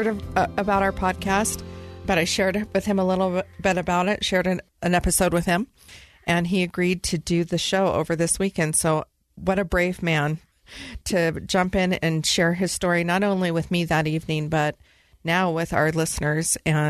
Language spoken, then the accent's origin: English; Sacramento, California, United States; I'm from Sacramento.